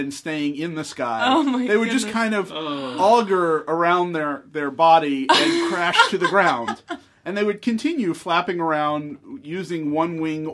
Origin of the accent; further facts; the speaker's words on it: East Rockaway, New York, United States; moved away; Where I grew up in East Rockaway